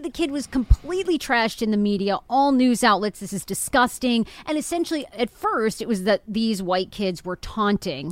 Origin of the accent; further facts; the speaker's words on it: Maine, United States; I'm from Maine.